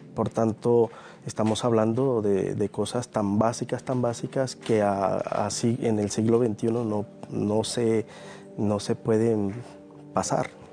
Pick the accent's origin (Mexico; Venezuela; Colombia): Venezuela; moved away